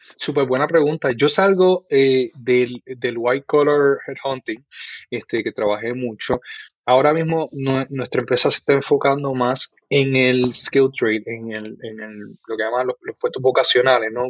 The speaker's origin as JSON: {"language": "Spanish", "town": "Guaynabo", "country": "Puerto Rico", "tie": "born or raised there", "also_born_or_lived": "Bayamón, Puerto Rico", "said": "Pues nací en Bayamón, Puerto Rico. Eh, viví casi toda mi vida en, Guaynabo, Puerto Rico. Este, y allí pues crecí"}